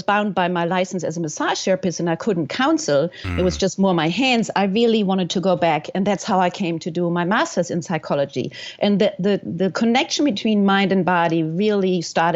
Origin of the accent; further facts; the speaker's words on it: Germany; moved away as an adult; also born or lived in New York / California / Florida; now in United States; I am from Germany, and I came at the ripe age, or not, of 19 years old with my best friend